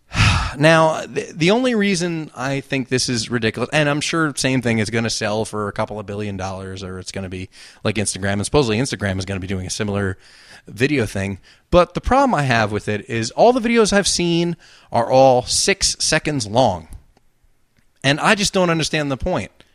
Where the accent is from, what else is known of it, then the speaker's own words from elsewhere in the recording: New Jersey, United States; accent: Jersey; that Jersey accent